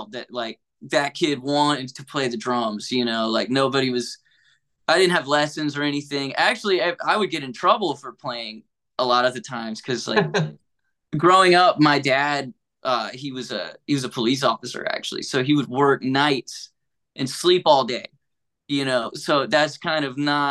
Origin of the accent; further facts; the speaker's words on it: Hamptonville, North Carolina, United States; I grew up in a town called Hamptonville